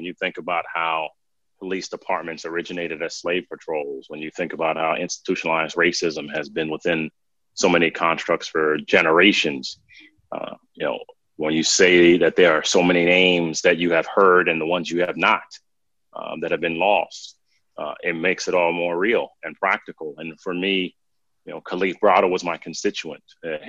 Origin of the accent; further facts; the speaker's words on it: New York City, New York, United States; And you never thought growing up in the Bronx that you would be in a space to work for a president.